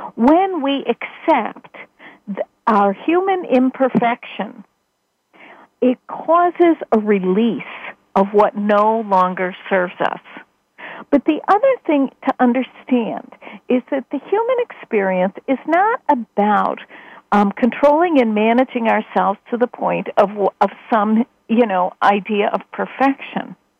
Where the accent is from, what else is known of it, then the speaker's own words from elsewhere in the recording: Chicago, Illinois, United States; in my home in my hometown